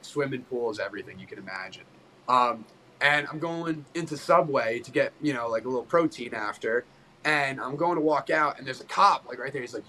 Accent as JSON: {"language": "English", "region": "New Jersey", "country": "United States", "also_born_or_lived": "Philadelphia", "said": "I'm from like Central Jersey, but I went to college."}